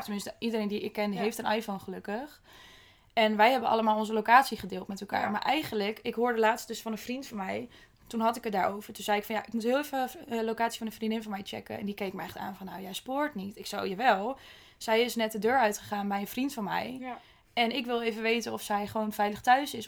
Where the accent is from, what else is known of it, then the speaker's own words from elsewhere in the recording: Netherlands; als Nederlander